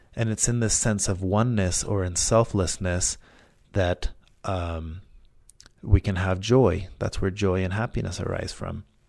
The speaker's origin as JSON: {"language": "English", "country": "Mexico", "tie": "born or raised there", "moved": "yes", "lives_now": "United States", "said": "growing up in school in Mexico"}